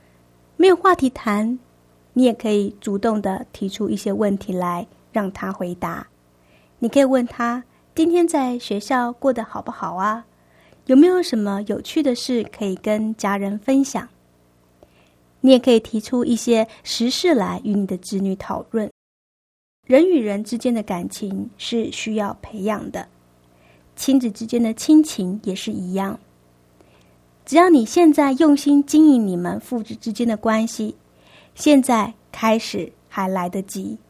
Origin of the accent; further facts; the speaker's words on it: China; 我们中国人的个性是一个含蓄保守的个性